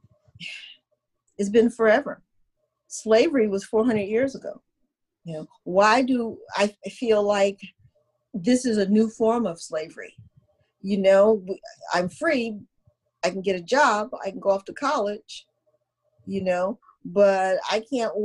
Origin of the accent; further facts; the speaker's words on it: United States; I'm in my 60s, so therefore, and I'm African American